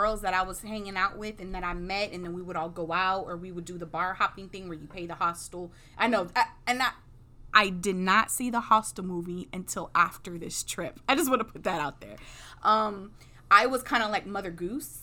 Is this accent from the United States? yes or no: yes; Houston, Texas, United States; I'm from Sharpstown, Third Ward area